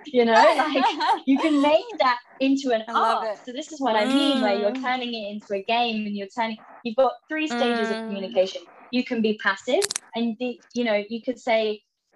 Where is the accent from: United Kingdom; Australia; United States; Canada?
United Kingdom; England; moved away as an adult; I'm going back to England soon, and I haven't been back for a while